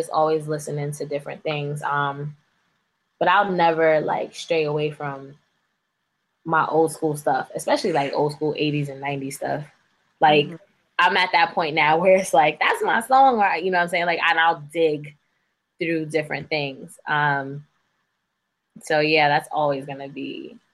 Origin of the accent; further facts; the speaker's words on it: New York City, New York, United States; I'm from the Bronx